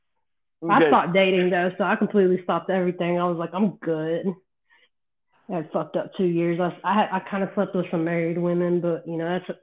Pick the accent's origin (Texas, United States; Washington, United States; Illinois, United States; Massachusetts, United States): Texas, United States; now in South Carolina, United States; I'm 34 now.